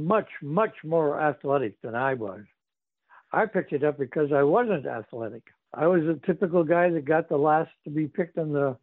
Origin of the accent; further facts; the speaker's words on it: Bellingham, Washington, United States; also born or lived in San Diego, California / Seattle, Washington; My mother brought my sister, my younger sister and me, back to her hometown, Bellingham, Washington, where essentially I grew up and attended school and college